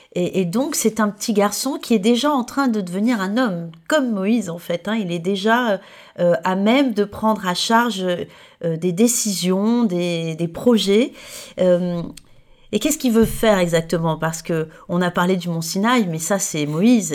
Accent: Provence-Alpes-Côte d'Azur, France; je viens de la Côte d'Azur

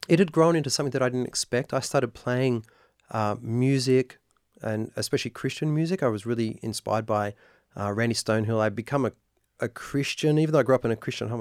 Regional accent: Sydney, New South Wales, Australia; also born or lived in United Kingdom; now in Nashville, United States; I grew up in Sydney, Australia

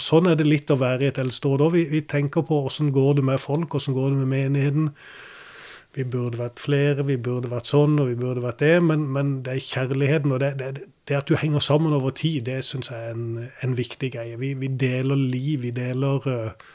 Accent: Kristiansand, Agder, Norway; also born or lived in United States; jeg var bare ni eller ti år når, eh, når, det ble bygd her. Men vi flytta fra USA. Og da gikk jeg på Vardåsen skole

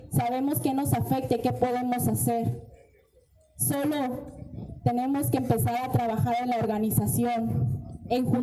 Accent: Tuxpan, Jalisco, Mexico; yo vengo desde Jalisco, la comunidad Nahua de Tuxpan, Jalisco, y la problemática no es muy diferente aquí y allá. Somos comunidades indígenas y hace más de 500 años estamos en una lucha.

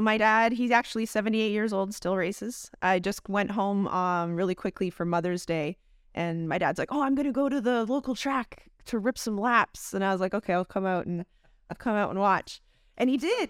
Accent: London, Ontario, Canada; moved away; I grew up in London, Ontario, Canada.

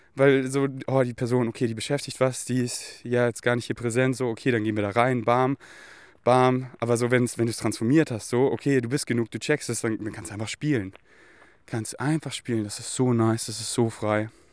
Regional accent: Munich, Bavaria, Germany; ich bin ja hier so in München, hier wo ich aufgewachsen bin

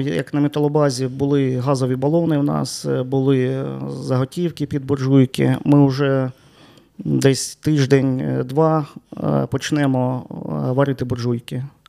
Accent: Sloviansk, Donetsk Oblast, Ukraine; moved away as an adult; now in Chernivtsi, Ukraine; Я народився в Чернівцях. У мене тут е, мешкає батько, бабуся

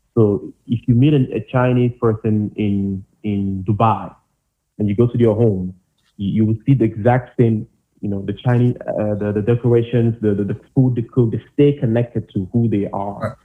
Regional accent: Cameroon; now in Germany; I, I, I came from Cameroon.

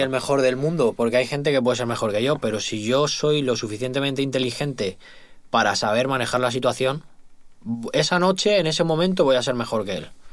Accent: Spain; also born or lived in Madrid

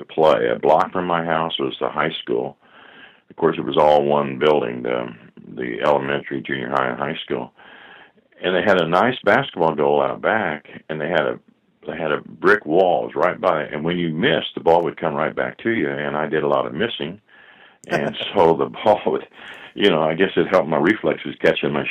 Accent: Scotland, Indiana, United States; moved away as an adult; also born or lived in Illinois; I grew up in Scotland, Indiana

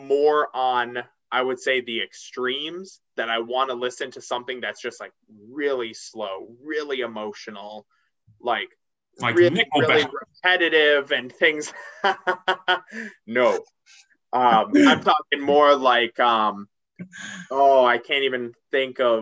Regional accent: Illinois, United States; I'm from Illinois

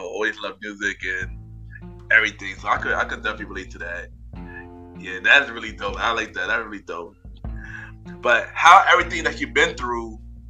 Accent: New York, United States; me, I'm from New York

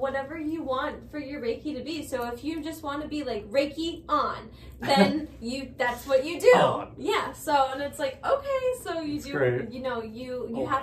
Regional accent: United States; we're coming from America

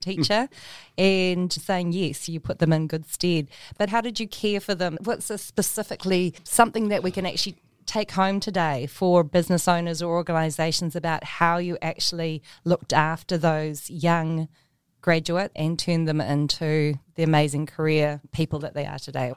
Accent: New Zealand; as New Zealanders from Aotearoa, we have deep roots to our whenua.

